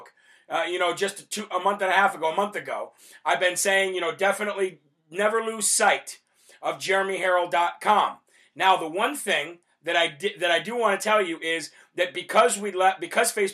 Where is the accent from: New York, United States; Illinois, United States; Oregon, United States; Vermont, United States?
Illinois, United States; my home state of Illinois